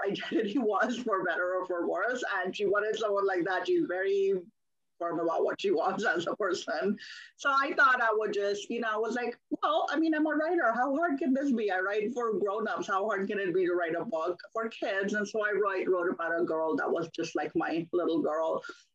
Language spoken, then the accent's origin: English; Pakistan; moved away as an adult; now in United States; I was born in Pakistan and I grew up there. So I only came to the US as an adult in my early 20s